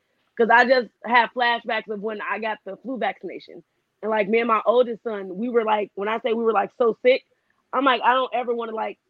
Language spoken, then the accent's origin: English; Illinois, United States; now in California, United States; I was born in Illinois, but I live in California now.